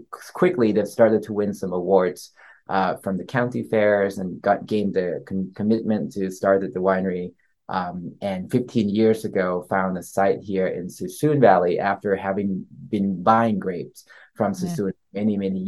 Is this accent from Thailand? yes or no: yes; Bangkok, Thailand; moved away; also born or lived in East Coast, United States; I grew up in Bangkok, Thailand.